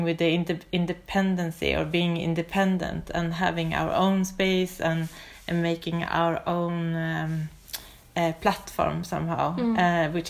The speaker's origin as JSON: {"language": "English", "country": "Sweden", "moved": "yes", "lives_now": "Oslo, Norway", "said": "I'm originally from Sweden. I live in Oslo"}